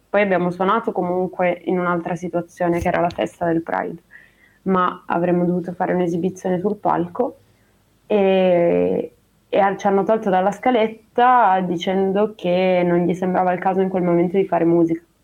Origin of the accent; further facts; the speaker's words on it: Treviso, Veneto, Italy; moved away; io sono di Treviso